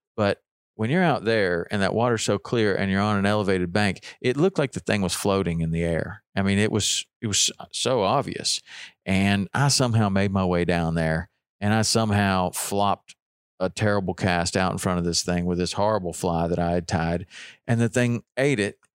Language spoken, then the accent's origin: English; Chattanooga, Tennessee, United States; living, growing up in Chattanooga